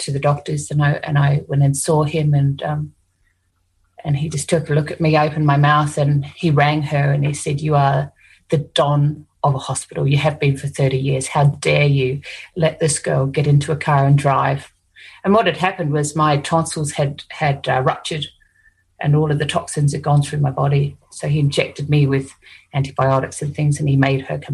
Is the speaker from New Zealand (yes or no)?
yes; New Zealand; now in Australia; I'm from New Zealand, so, you know, Māori ancestors who were warriors